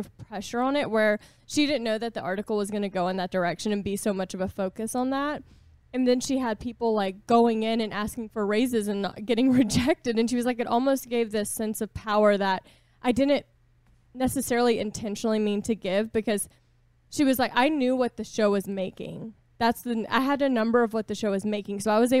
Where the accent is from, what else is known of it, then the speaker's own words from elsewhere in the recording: Boston, Massachusetts, United States; I'm from Boston and I'm just kind of hard.